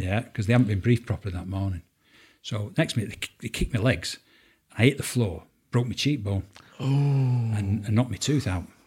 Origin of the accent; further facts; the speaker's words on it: Salford, North West England, United Kingdom; I'm from Salford, uh, Lower Kersal uh, from a two up, two down terraced house. Um, mum and dad didn't have much money. Um, um I went to local primary school there.